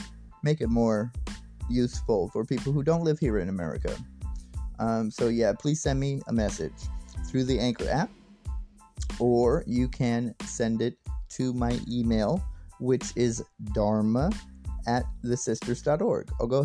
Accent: United States; I'm an American and I live in the States

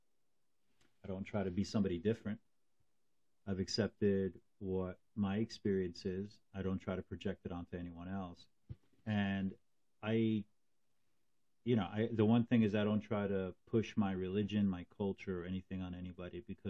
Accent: Newark, New Jersey, United States; moved away as an adult; also born or lived in Morris County, New Jersey; I moved from Newark, New Jersey, and I went to live up in Morris County

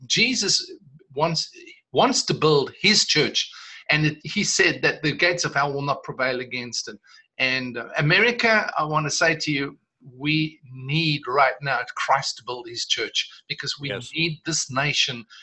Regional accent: South Africa; I'm South African

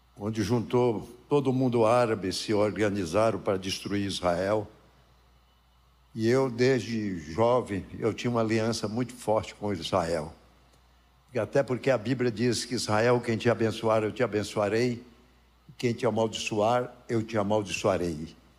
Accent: Formosa, Brazil; lá onde eu nasci, em Formosa

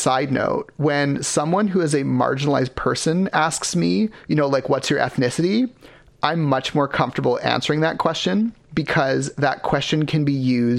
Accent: Richmond, British Columbia, Canada; I'm from Richmond. They're like, where are you actually from? I'm like, my birth certificate says Richmond.

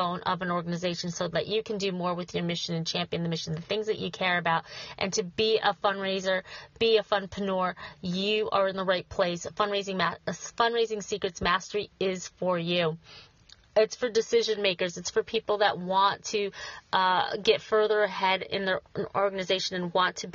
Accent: Schenectady, New York, United States; Schenectady, New York, my hometown

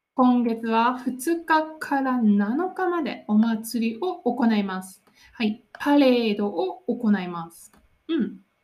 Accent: Nara, Japan; 私の出身の奈良

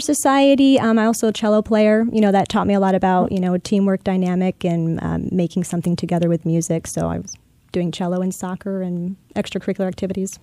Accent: Chicago, Illinois, United States; now in Tampa, United States; born and raised in Chicago, Illinois, just outside in the suburbs

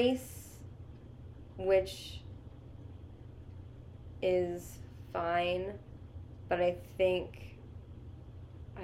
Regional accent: Seattle, Washington, United States; I'm from Seattle.

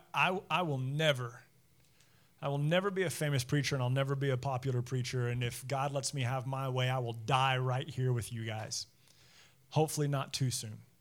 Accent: United States

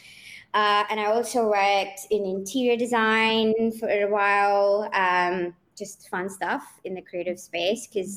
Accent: Oman; moved away as an adult; also born or lived in Pune, India / Cape Town, South Africa; I grew up in Oman, and then I did my studying there

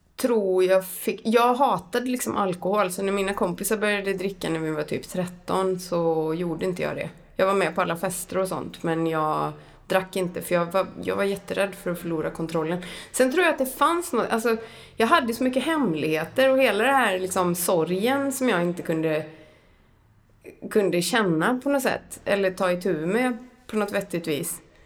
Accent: Borås, Västra Götaland, Sweden; jag växte upp i Brämhult utanför Brås

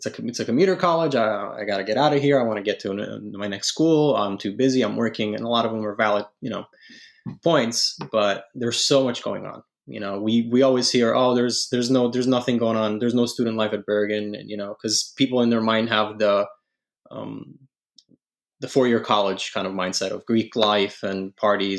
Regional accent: Italy; moved away; I was born and raised in Italy

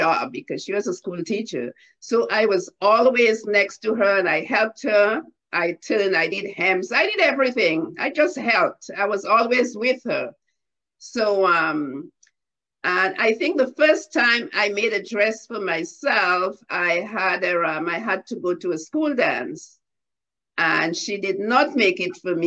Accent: Grand Bay, Saint Patrick Parish, Dominica; I was born in Grande Bay, Dominica

